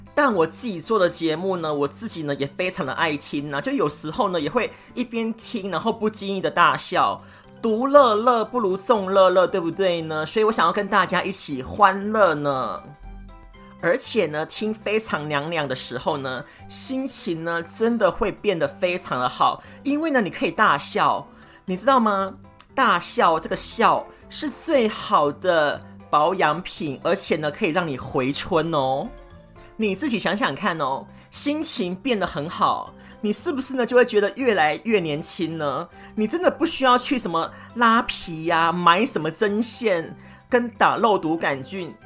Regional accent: Kaohsiung, Taiwan; moved away as an adult; now in Brisbane, Australia; 我来自台湾南部的高雄打狗区，那我现在呢，住在南半球的澳洲，就是有阳光支撑支撑的布里斯本

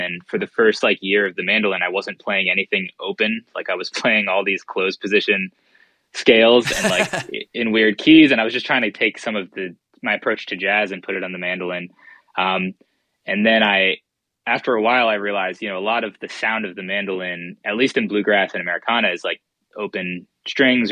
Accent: Boston, Massachusetts, United States; moved away as an adult; also born or lived in Pittsburgh; I grew up in Boston and I moved to Pittsburgh to go to school

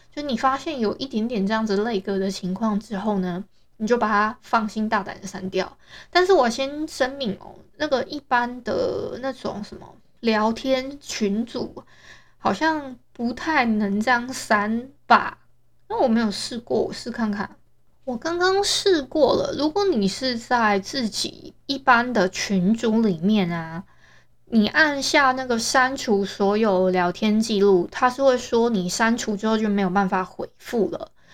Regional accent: Hualien, Hualien County, Taiwan; 我是花莲的人

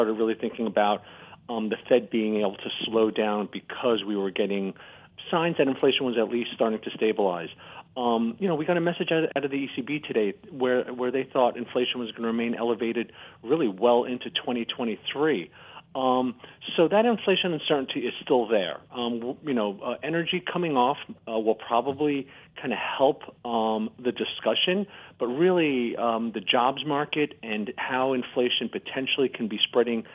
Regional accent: United States; as an American

